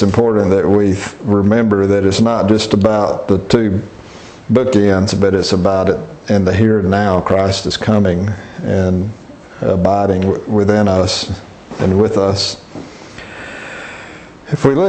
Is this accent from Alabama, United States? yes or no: yes; Alabama, United States; growing up in Alabama, I'm familiar with things like wisteria and mimosa trees